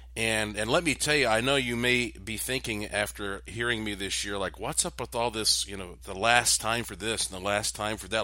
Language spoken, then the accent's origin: English; Asheville, North Carolina, United States; my hometown of Asheville, North Carolina